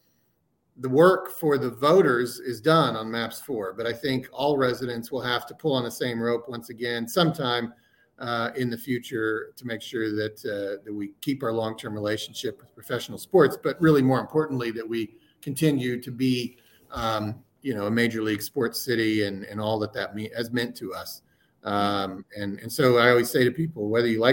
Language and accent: English; Oklahoma City, Oklahoma, United States; moved away as an adult; also born or lived in Washington, D.C.; I grew up in Oklahoma City